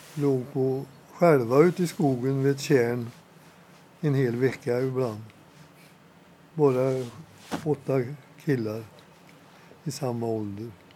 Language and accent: Swedish; Åmål, Västra Götaland, Sweden; moved away as an adult; now in Dals-Ed, Sweden; jag var scout i Åmål. Där jag växte upp eh, redan som åttaåring.